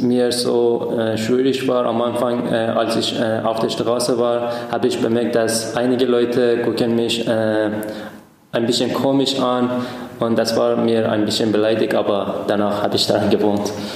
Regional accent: Iran; German is a second language; moved away as an adult; now in Dresden, Germany; ich bin äh, Student hier, ich komme aus dem Iran

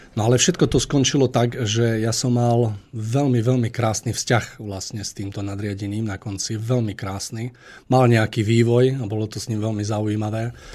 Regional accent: Liptovský Mikuláš, Žilina Region, Slovakia; u nás v Mikuláši

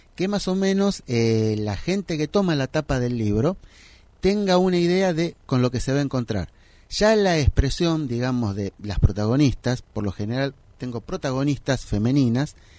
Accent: Isidro Casanova, Buenos Aires Province, Argentina; Yo soy de Isidro Casanova y soy contador de profesión

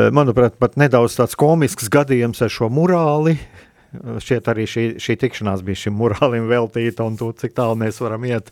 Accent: Latvia

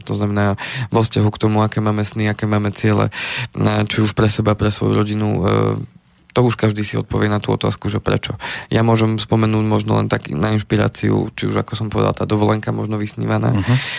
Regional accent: Slovenská Ľupča, Banská Bystrica Region, Slovakia; u nás na dedine v Slovenskej Lubči to tak chodí

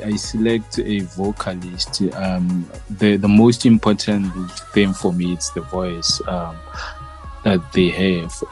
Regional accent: Lephalale, Limpopo, South Africa; also born or lived in Soweto, Johannesburg; now in Johannesburg, South Africa; I'm based in Soweto, Johannesburg. Yeah. But originally, I'm from Limpopo in Lephalale.

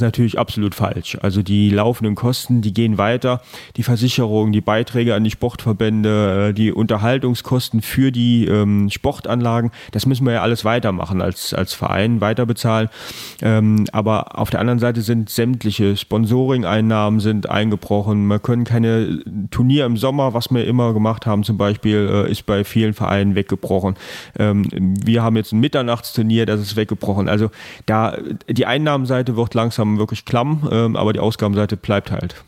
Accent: Trier, Rhineland-Palatinate, Germany; gebürtiger Trierer, Trierer Jung also wirklich, äh, hier aufgewachsen, zur Schule gegangen

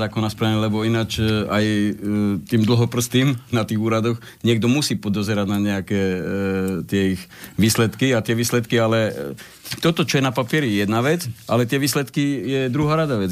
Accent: eastern Slovakia, Slovakia; ja som z východu

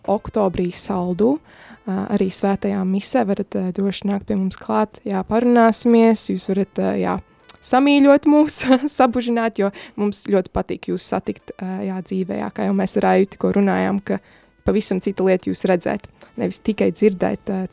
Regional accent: Cesvaine, Madona Municipality, Latvia; now in Sigulda, Latvia; Cesvei, no kurienes es esmu

